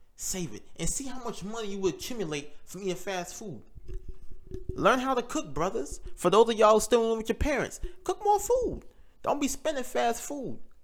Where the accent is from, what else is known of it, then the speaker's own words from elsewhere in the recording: United States; We may not claim America, but we live here.